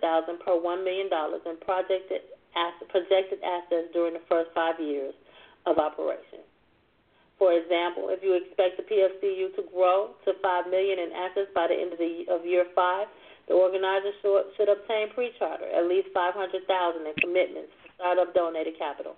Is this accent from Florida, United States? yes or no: no; Markham, Illinois, United States; growing up in Markham, Illinois